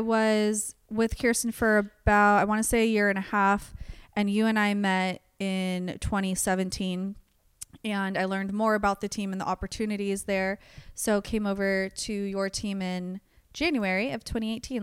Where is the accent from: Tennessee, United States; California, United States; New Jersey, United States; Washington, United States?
California, United States; Antioch; also born or lived in Sacramento, California / Chico, California; I was born in Sacramento, but moved to Antioch, California, which is East Bay area